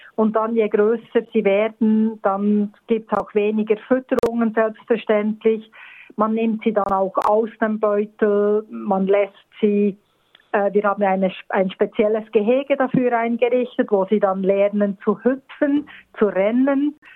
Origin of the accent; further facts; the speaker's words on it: Bern, Switzerland; moved away as an adult; also born or lived in Bernese Oberland; now in Australia; aufgeboren und aufgewachsen in Bern, also in der Hauptstadt und eigentlich immer so zwischen Bern und dem Berner Oberland ähm, geblieben